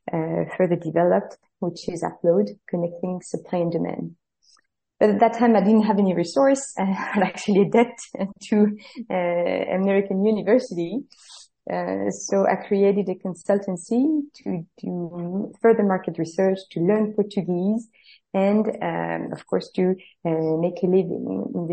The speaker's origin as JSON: {"language": "English", "country": "France", "also_born_or_lived": "West Africa / Central Africa / Middle East / United States", "accent": "French", "moved": "as an adult", "lives_now": "Mozambique", "said": "as you can guess from my accent, I'm very French. I've been studying transport engineering in France in up to 2006."}